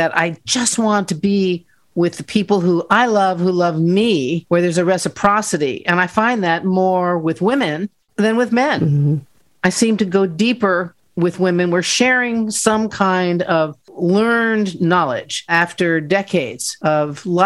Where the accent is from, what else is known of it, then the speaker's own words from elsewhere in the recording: Arlington, Virginia, United States; I was raised in Arlington, Virginia, in a wonderful little neighborhood